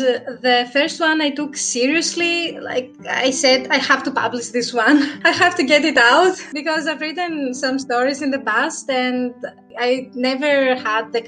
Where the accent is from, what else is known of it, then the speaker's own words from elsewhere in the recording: Thessaloniki, Central Macedonia, Greece; I'm from Greece, Thessaloniki. It's the second biggest city.